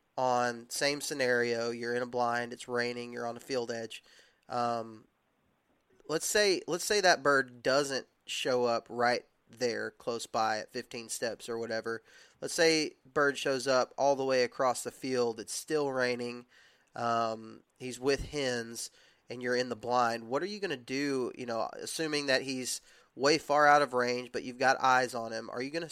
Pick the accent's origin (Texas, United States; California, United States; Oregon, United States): Texas, United States; I grew up hunting Rios in Texas, and hunting Rios in Texas, the way we hunted them, you just stayed put